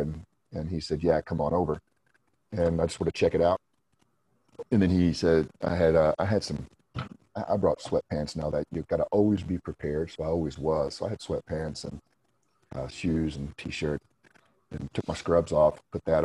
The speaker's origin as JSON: {"language": "English", "region": "Indiana", "country": "United States", "tie": "born or raised there", "said": "I went to Indiana University in my home state that I lived in Indiana"}